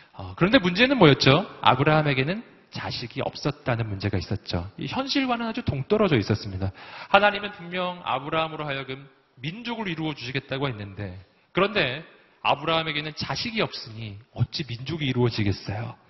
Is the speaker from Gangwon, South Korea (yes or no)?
no; Daegu, South Korea; 제가 대구 출신이에요